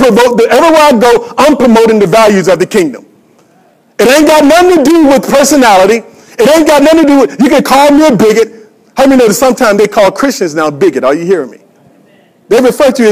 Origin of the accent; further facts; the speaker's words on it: United States; I'm an American